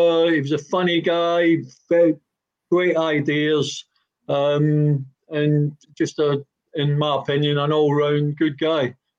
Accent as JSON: {"language": "English", "region": "Scotland", "country": "United Kingdom", "said": "I'm a Scotsman."}